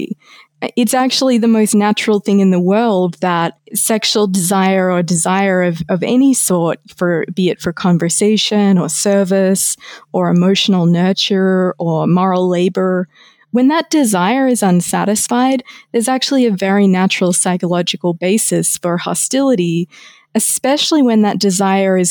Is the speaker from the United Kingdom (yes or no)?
no; Australia; my home country of Australia